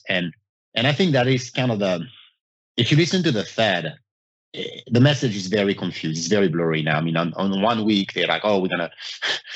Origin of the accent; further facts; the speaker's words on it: France; moved away; I'm from France. I mean, growing up in Europe